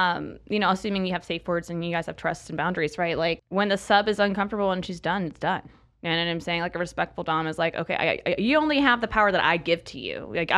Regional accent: Florida, United States; I'm from Florida, and being in the panhandle

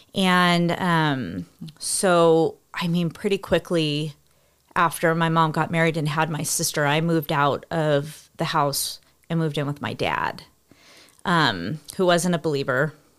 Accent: California, United States; we grew up in California

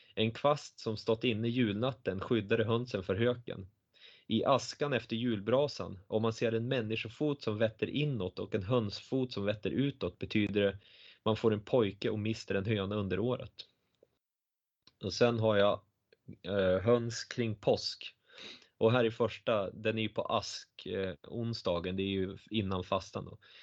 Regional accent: Östersund, Jämtland, Sweden; tre kilometer från där jag växte upp

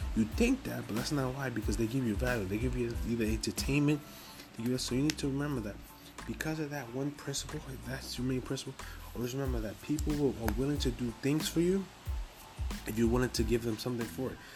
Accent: New York City, New York, United States; I'm from Harlem, New York, Harlem. Just to let you know, I'm from Harlem, so from the east side of Harlem

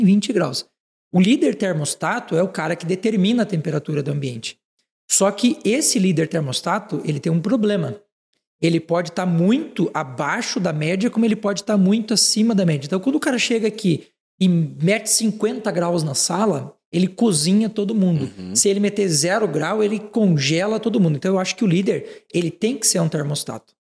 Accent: Frei Rogério, Santa Catarina, Brazil; Eu sou catarinense, sou de uma cidade é. de, chamada Frei Rogério

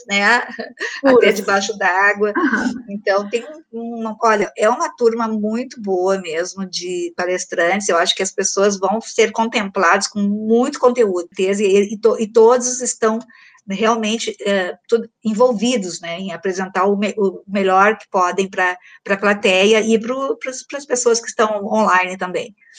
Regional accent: Porto Alegre, Rio Grande do Sul, Brazil; eu sou de Porto Alegre

